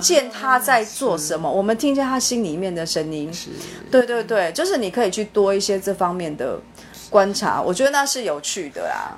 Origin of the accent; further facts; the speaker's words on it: Taiwan; 我们台湾人真的很聪明哦